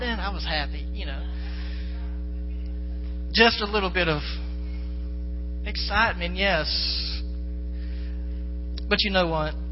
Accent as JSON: {"language": "English", "region": "the South", "country": "United States", "said": "Like I said before, I'm from the South, many dirt roads, and I've driven a school bus."}